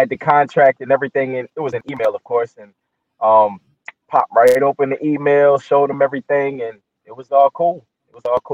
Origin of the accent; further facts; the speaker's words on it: Tappahannock, Virginia, United States; I am from Tappahannock, Virginia, born and raised.